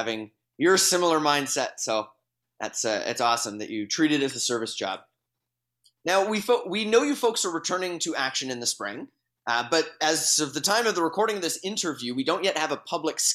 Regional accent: Victoria, British Columbia, Canada; Victoria. That's my hometown.

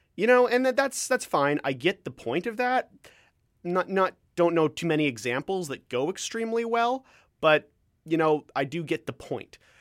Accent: Ontario, Canada; accent: Canadian; moved away; I'm from Ontario

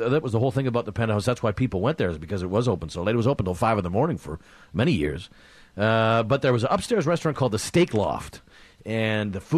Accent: Vancouver, British Columbia, Canada; I'm born and raised in Vancouver

